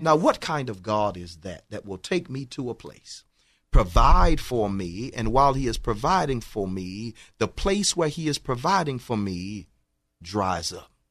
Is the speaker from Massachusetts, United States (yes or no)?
no; Houston, Texas, United States; I grew up in, in Fifth Ward, Texas